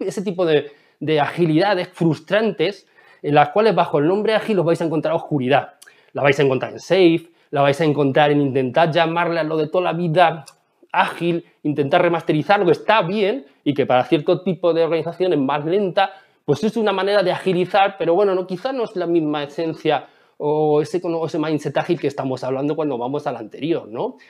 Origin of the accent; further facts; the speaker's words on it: Ciudad Real, Castilla-La Mancha, Spain; en mi pueblo, que yo soy de Ciudad Real